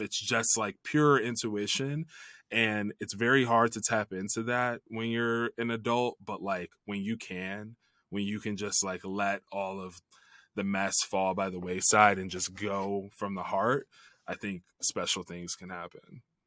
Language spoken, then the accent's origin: English; Chicago, Illinois, United States; I grew up in the Chicago area